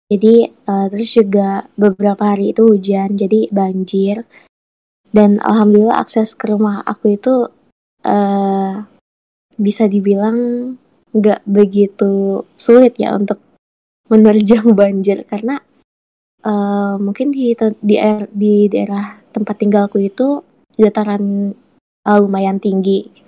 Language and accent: Indonesian; Malinau, North Kalimantan, Indonesia; jadi aku tuh asli orang Malinau kan hmm. masalah banjir di Malinau itu di tempatku ya alhamdulillah nggak begitu sering ya.